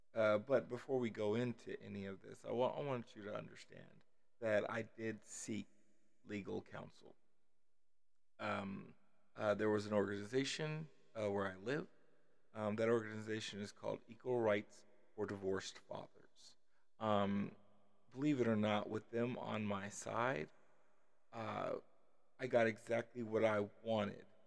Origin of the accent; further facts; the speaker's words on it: Las Vegas, Nevada, United States; also born or lived in Kansas City, Missouri; at about five or six, uh, uh, we moved to Las Vegas